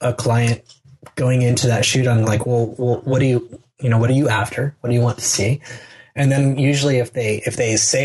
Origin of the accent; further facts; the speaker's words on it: United States; I'm an American